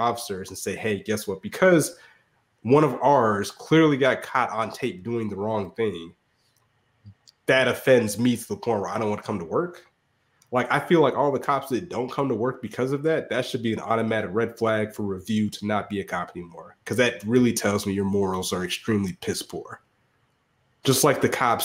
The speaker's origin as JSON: {"language": "English", "region": "the South", "country": "United States", "said": "As a Southerner"}